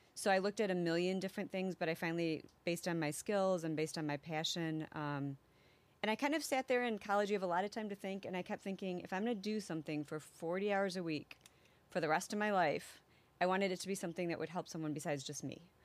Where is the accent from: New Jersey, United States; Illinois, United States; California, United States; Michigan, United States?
Illinois, United States; Elgin; also born or lived in Biloxi, Mississippi / Wisconsin / Canada / Saint Charles, Illinois; I grew up in Elgin